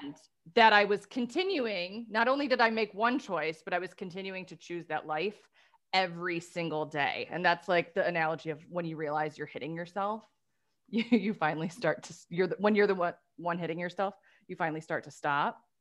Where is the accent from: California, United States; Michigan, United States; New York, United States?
Michigan, United States; Detroit; we're from the Motor City